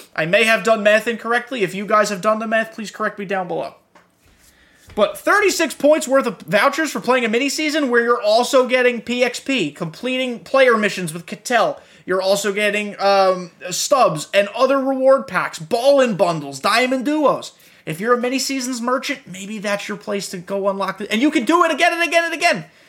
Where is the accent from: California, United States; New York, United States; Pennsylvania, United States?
New York, United States; I grew up in New York while he was in his heyday.